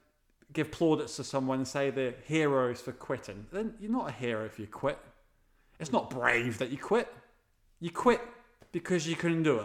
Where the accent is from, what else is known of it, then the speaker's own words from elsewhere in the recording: Wales, United Kingdom; being Welsh